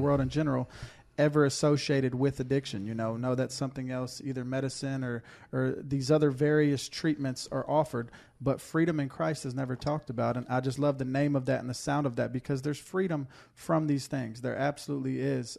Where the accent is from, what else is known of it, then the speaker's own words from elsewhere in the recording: Houston, Texas, United States; moved away; I'm from Houston, Texas, you know, greatest city in the greatest state